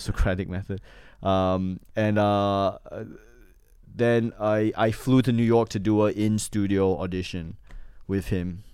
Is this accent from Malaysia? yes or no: yes; Johor Bahru, Johor, Malaysia; moved away as an adult; also born or lived in Manchester, New Hampshire, United States / Singapore / Australia; now in United States; my hometown in Malaysia, Johor Bahru, is the border town